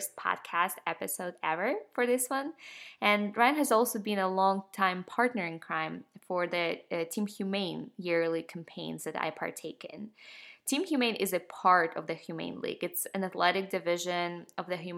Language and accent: English; Ukraine; now in Atlanta, United States; I'm from Ukraine